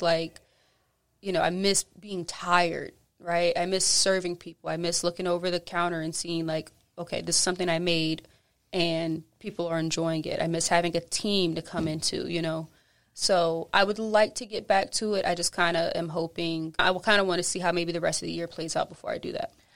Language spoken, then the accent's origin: English; Charleston, South Carolina, United States; moved away as an adult; now in New Orleans, United States; I'm from Charleston, so just kinda like here, like New Orleans